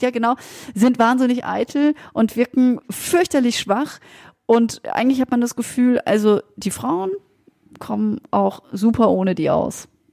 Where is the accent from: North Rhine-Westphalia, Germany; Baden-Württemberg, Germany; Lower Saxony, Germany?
Baden-Württemberg, Germany; Freiburg; spielt in Freiburg. Das ist ja meine Geburtsstadt